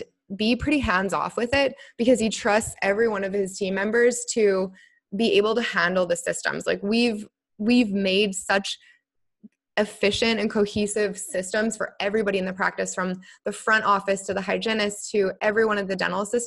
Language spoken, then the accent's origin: English; Canada; moved away as an adult; now in Bermuda; I am a Canadian-born dental assistant turned office manager turned dental coach who now lives in Bermuda